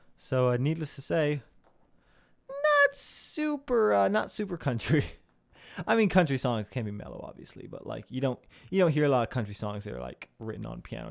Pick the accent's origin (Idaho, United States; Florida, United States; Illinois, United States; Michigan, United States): Illinois, United States; Southern; I'm from Southern Illinois, which isn't, like, super, super South, Southern